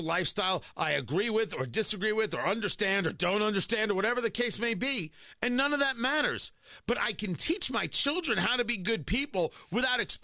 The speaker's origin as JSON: {"language": "English", "region": "New Jersey", "country": "United States", "tie": "born or raised there", "said": "I grew up in New Jersey and went to high school in New Jersey"}